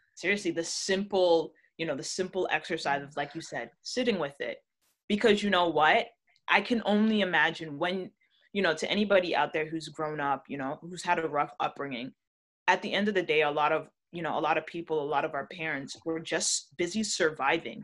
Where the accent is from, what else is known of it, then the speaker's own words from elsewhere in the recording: Toronto, Ontario, Canada; I was born in Canada, but my family is Jamaican through and through